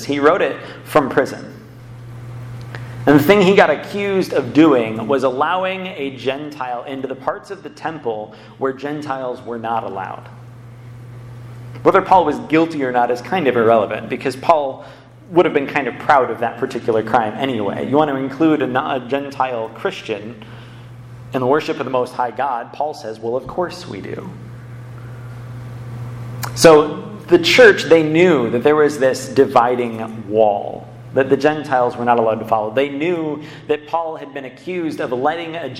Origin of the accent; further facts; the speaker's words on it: Ann Arbor, Michigan, United States; I grew up in Ann Arbor.